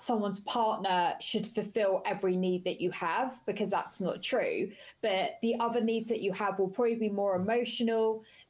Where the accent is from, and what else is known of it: United Kingdom